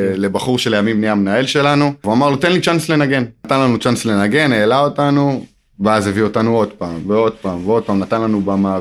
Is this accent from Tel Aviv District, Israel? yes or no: no; Modi'in, Central District, Israel; גדלתי במודיעין